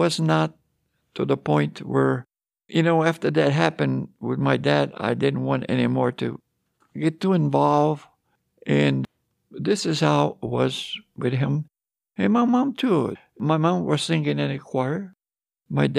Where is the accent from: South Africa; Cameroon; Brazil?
Brazil; São Paulo; moved away as an adult; In São Paulo. It was the state of São Paulo in Brazil. And I lived there for 20 years before I came here